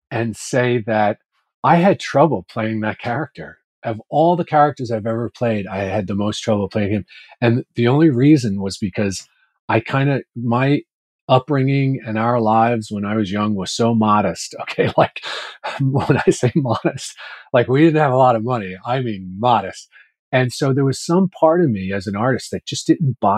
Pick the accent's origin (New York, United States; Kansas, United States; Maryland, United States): New York, United States; My parents were both from Ireland. We were raised in Washington Heights in Manhattan.